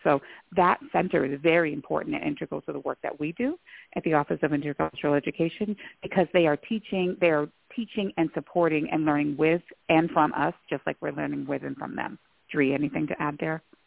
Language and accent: English; Lewiston, Maine, United States; I also identify as a person of color born and raised in Lewiston, Maine